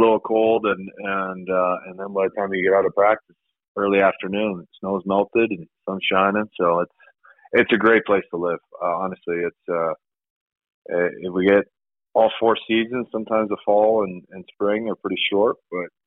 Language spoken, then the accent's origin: English; Sweden; also born or lived in Toronto, Canada; now in Colorado, United States; me growing up in Sweden and previously played junior hockey in Toronto